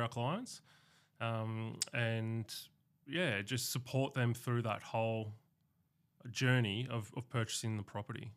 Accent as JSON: {"language": "English", "town": "Canberra", "region": "Australian Capital Territory", "country": "Australia", "tie": "born or raised there", "said": "being a born and bred Canberran"}